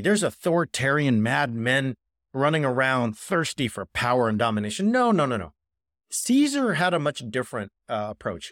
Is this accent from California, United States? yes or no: yes; Orange County, California, United States; he was a law professor at Chapman University, which is about ten minutes from where I grew up in Orange County